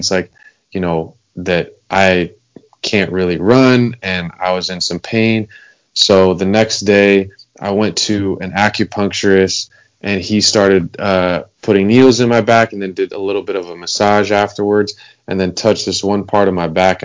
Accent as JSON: {"language": "English", "town": "Los Angeles", "region": "California", "country": "United States", "tie": "born or raised there", "said": "I grew up in Los Angeles, California. Been here my whole life."}